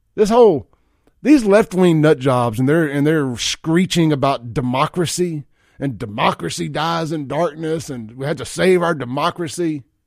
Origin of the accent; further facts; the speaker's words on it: Jackson, Mississippi, United States; my buddy Chance Shepherd, who I grew up with over in South Jackson back in the day